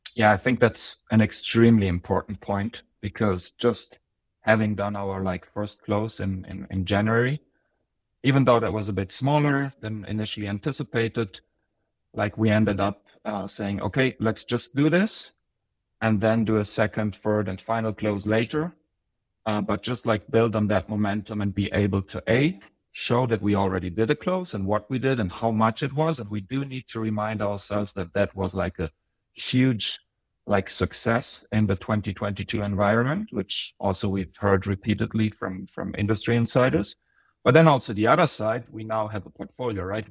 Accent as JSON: {"language": "English", "country": "Germany", "tie": "born or raised there", "also_born_or_lived": "Bosnia", "moved": "as an adult", "lives_now": "Zurich, Switzerland", "said": "it was twenty fourteen when I moved here from Germany. That's where I lived most of my life. Uh, originally I was born in the Balkans in Bosnia, but now I'm in Switzerland."}